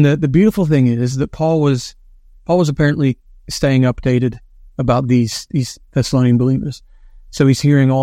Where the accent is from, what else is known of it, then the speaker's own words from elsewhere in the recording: West Virginia, United States; when I grew up in West Virginia, when I would come back from university, I had a summer job working with the county